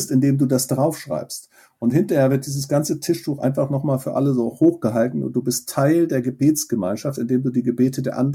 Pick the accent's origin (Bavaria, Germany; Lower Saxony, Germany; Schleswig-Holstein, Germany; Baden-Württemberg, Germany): Schleswig-Holstein, Germany; was ist eigentlich meine Heimat, in dem Fall in Nordfriesland, da bin ich aufgewachsen, deswegen war das für mich so ansprechend.